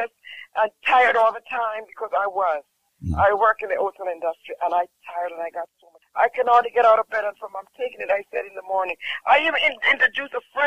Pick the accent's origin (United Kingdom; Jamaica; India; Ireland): Jamaica; I'm from Jamaica